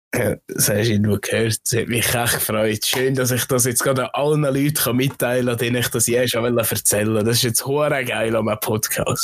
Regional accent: Switzerland; bei uns in der Schweiz, wo einer viel äh, Völkergruppen beieinander sind

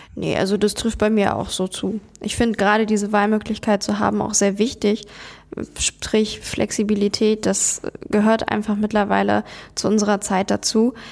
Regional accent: Germany; bei uns in Deutschland

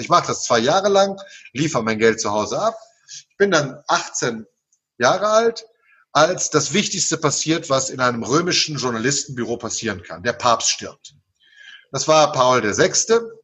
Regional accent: Naples, Campania, Italy; moved away; Ich bin in Neapel geboren und Neapel ist eine der abergläubischsten Städte des Universums

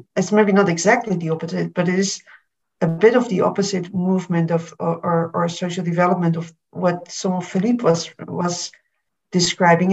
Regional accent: Berlin, Germany; I'm from Berlin, Berlin myself

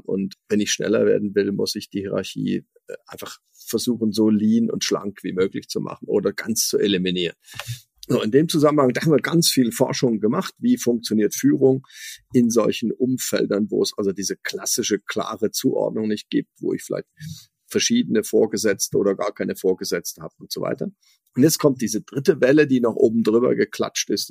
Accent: Switzerland; ich als Schweizer

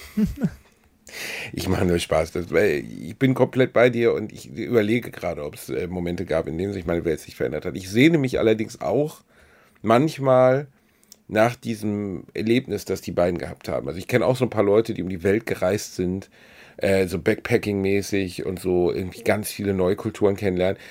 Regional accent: Gelsenkirchen, North Rhine-Westphalia, Germany; now in Cologne, Germany; Meine Heimatstadt Gelsenkirchen

